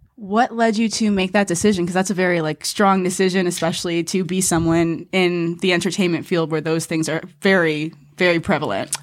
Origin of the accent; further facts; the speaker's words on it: New York, United States; now in Los Angeles, United States; I grew up in Manhattan